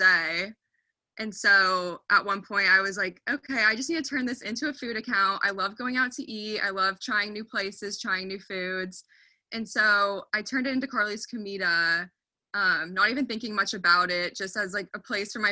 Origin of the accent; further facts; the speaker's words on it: Dallas, Texas, United States; also born or lived in Oklahoma; I grew up in Dallas for a majority of my life